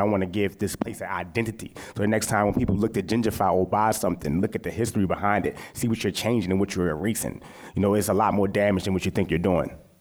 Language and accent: English; Baltimore, Maryland, United States; I'm from West Baltimore